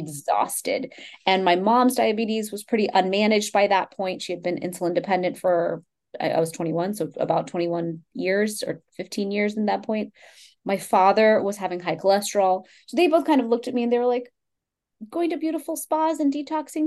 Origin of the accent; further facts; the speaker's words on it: Houston, Texas, United States; I grew up in Houston, Texas, from an, you know, first time immigrant family